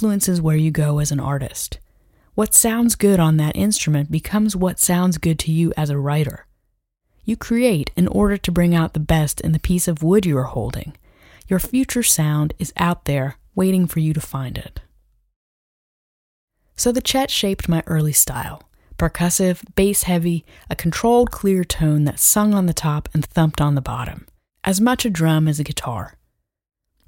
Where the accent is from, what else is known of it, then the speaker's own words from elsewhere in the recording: Fredericksburg, Virginia, United States; growing up in Fredericksburg, Virginia in the late 90s.